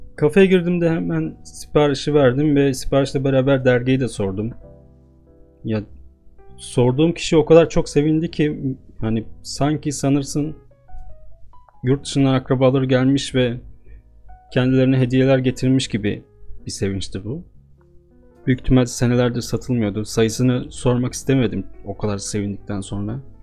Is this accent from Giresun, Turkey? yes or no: no; Istanbul, Turkey; Doğup büyüdüğüm şehirde